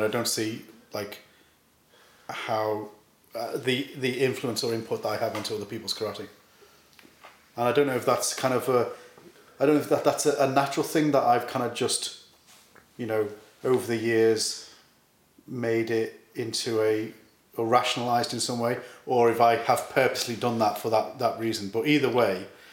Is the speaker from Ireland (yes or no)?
yes; Ireland; I'm from Ireland.